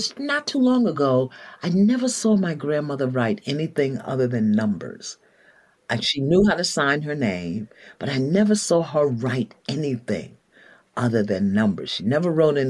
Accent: New York City, New York, United States; I grew up in Brooklyn. I hail from the nation of Brooklyn, and I am a New Yorker forever

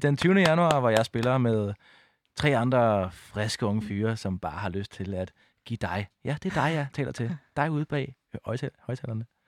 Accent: Odense, Southern Denmark, Denmark; moved away; jeg var bare ham fra Odense

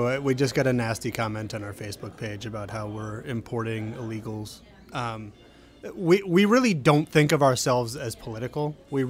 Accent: Pennsylvania, United States; Yeah, I came down from Pennsylvania to go to Tulane.

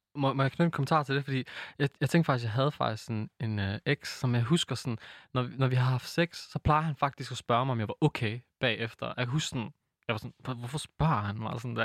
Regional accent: Aarhus, Central Denmark Region, Denmark; født og opvokset i Gellerup-parken, dansk marokkaner

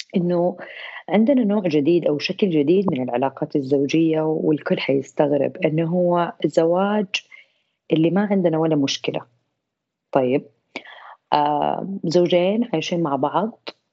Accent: Saudi Arabia; عندنا في السعوديه

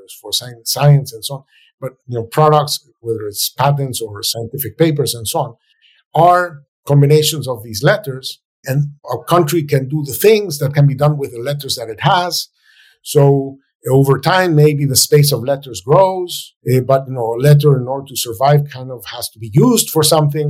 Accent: Venezuela; moved away as an adult; now in United States; my home country, Venezuela

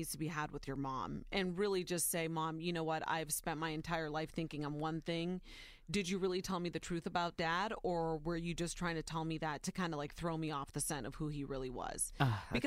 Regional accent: Warren, Ohio, United States; moved away as an adult; also born or lived in Arizona; When I grew up in Ohio, I was surrounded by white people, African-American people, Greek and Italian. There were not very many Latinos or Hispanic people that lived in the Warren, Ohio area

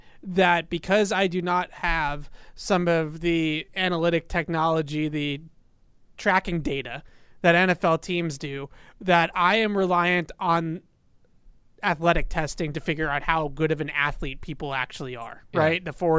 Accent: Needham, Massachusetts, United States; All right, Jeff, Alex is in Needham.

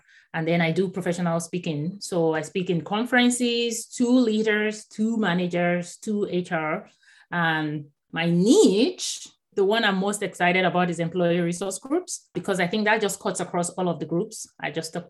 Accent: Nigeria; first language Yoruba; English is a second language; moved away as an adult; also born or lived in Houston, Texas; now in San Diego, United States; I was born in Nigeria. So I actually grew up in Nigeria, and I didn't move to the US until 2009.

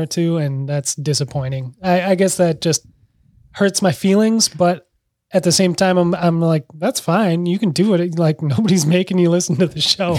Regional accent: Minneapolis, Minnesota, United States; this is my hometown, you know, my parents are mere blocks away from huge fires

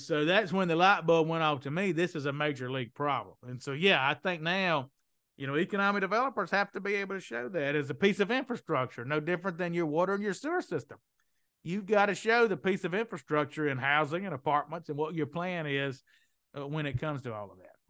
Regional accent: Mississippi, United States; accent: Southern; also born or lived in New Orleans, Louisiana; now in Perdido Key, United States; Where I grew up in Mississippi

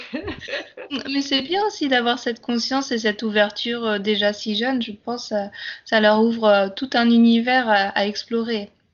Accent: Brittany, France; Je suis bretonne d'origine

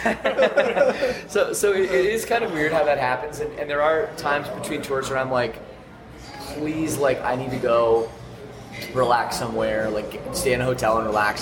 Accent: Canada; I'm from Canada where it gets very cold

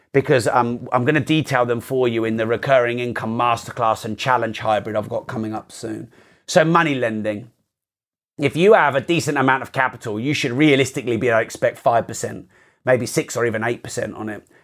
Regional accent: United Kingdom; I'm very British

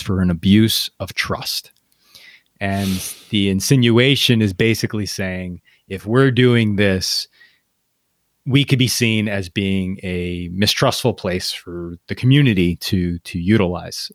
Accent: United States; me as an American

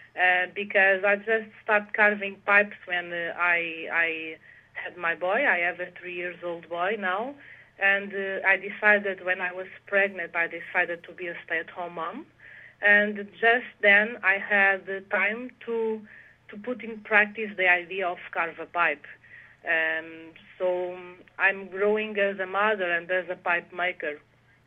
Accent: Portugal; English is a second language; also born or lived in Netherlands; I live in Portugal since I was 3 years old, so I feel I'm much more Portuguese than Dutch. And so I grew up in Portugal

